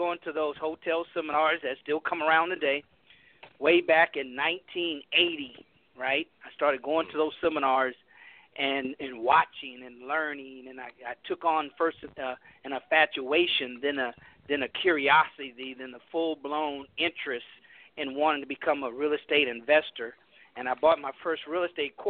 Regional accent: California, United States; moved away as an adult; also born or lived in San Francisco / Houston, Texas; I grew up middle class black in California, integrated.

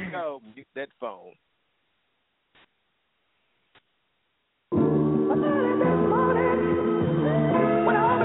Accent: Virginia, United States; I'm from Virginia

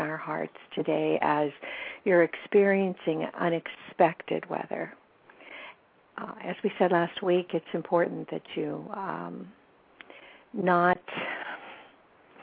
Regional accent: Whittier, California, United States; I grew up in Whittier

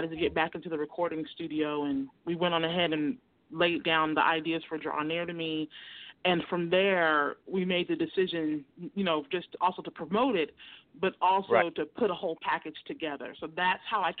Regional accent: Oakland, California, United States; I'm from Northern California, East Oakland. I'm an East Bay girl at heart

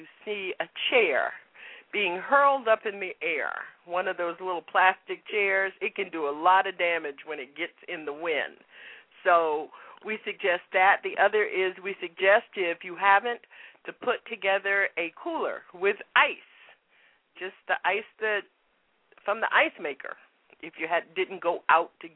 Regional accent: South Florida, United States; now in Boston, United States; I am a child of the hurricane. I grew up in South Florida.

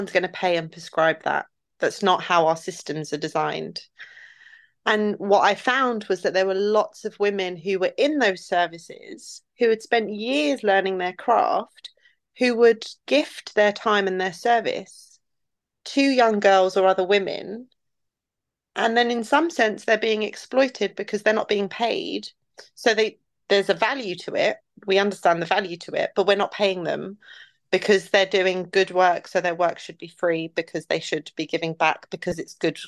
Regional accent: London, United Kingdom; also born or lived in Iraq; the community I built around me in the place in West London that I was raised

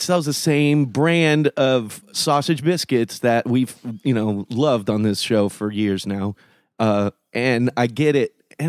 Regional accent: Florida, United States; I grew up with in Florida

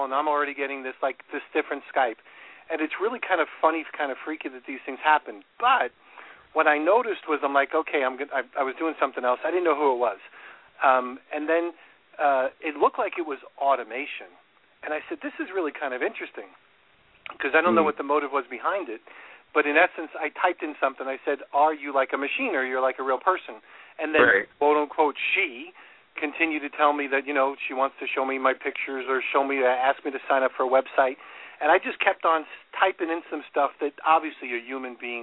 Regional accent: New York, United States; moved away; my home state of New York

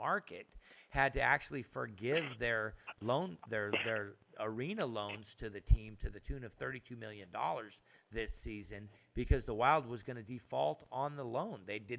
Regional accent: Phoenix, Arizona, United States; I was born in Phoenix.

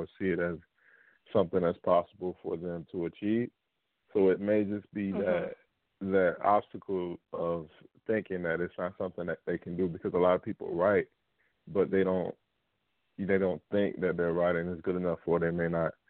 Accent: Miami, Florida, United States; I'm a native of South Florida. I grew up in the Miami-Dade area

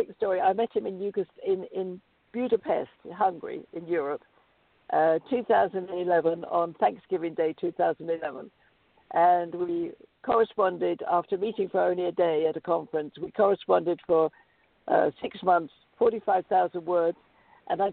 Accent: United Kingdom; moved away as an adult; now in United States; because I'm British, I have a corporation in the UK

